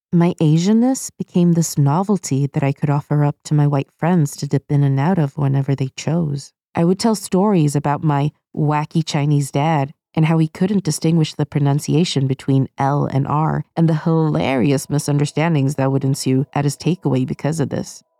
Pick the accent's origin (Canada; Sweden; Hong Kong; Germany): Sweden; moved away; And I grew up in Sweden.